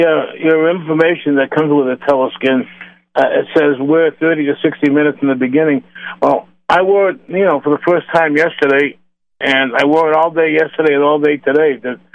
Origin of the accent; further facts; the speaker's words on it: Boston, Massachusetts, United States; moved away; I'm originally from Boston